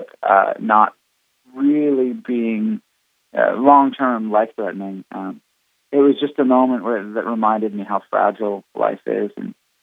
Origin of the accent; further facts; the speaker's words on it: Canada; moved away; being Canadian originally